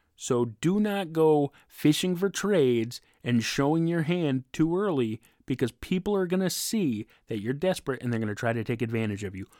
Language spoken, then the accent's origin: English; Massachusetts, United States; from my home state, Massachusetts